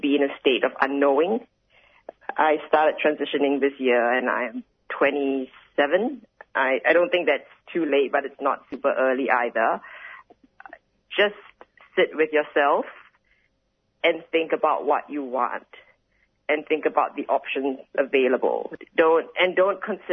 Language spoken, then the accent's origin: English; Singapore; now in Australia